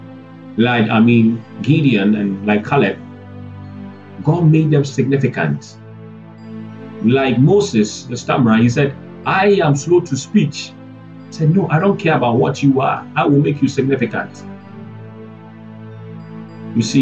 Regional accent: Ghana

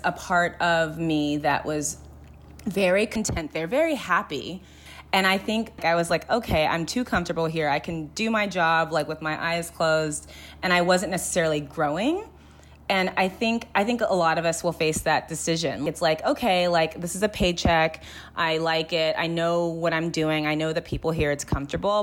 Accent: Los Angeles, California, United States; I grew up in the Valley, and I just feel like it was very, like, the Valley, the San Fernando Valley in L

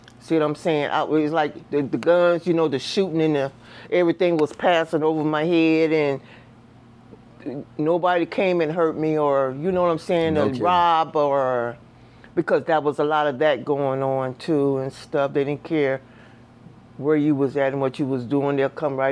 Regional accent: Los Angeles, California, United States; born or raised there; moved away; also born or lived in St. Louis, Missouri

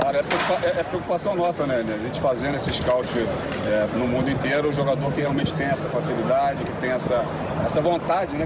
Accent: Brazil

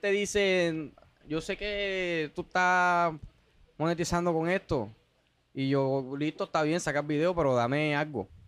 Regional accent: Montería, Córdoba, Colombia; Patrana Borrero, de donde yo soy. Pastrana Borrero.

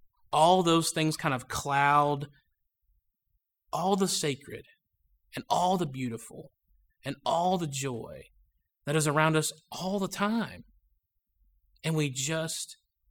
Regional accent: Georgia, United States; I was growing up in Georgia, and anybody related to me lives either in Ohio or Pennsylvania

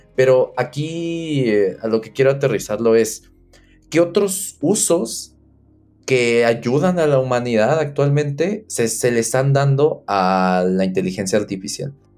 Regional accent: Mexico; nosotros, no sé, como mexicanos

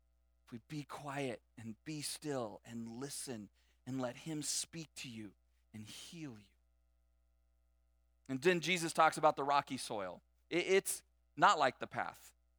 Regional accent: California, United States; like we came from Southern California, and every day I commuted on the 91 freeway

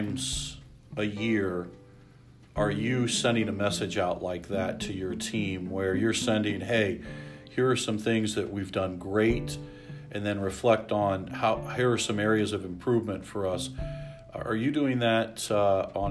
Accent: Lima, Ohio, United States; I always thought I knew every single person in Lima, you know, growing up in Lima

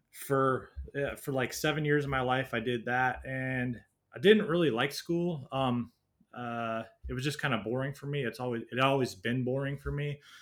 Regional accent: Washington, United States; moved away as an adult; I was born in Washington State in the U S, um, uh, yeah, just a little suburb outside of Seattle by about an hour. Um, and then lived there for most of my life, uh, growing up

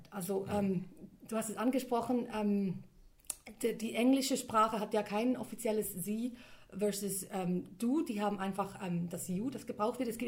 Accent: Switzerland; mein Vater ist ähm, aus Griechenland mhm. und ich bin dann in der Schweiz aufgewachsen

